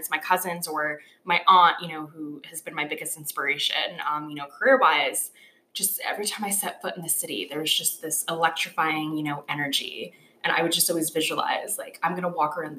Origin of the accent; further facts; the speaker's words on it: Hamden, Connecticut, United States; moved away as an adult; now in New York City, United States; I hail from Hampden, Connecticut